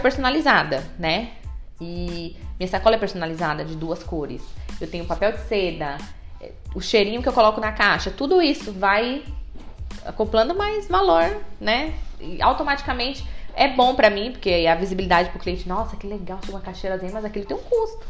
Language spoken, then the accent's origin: Portuguese; Bahia, Brazil; now in ABC Paulista, Brazil; Eu sou baiana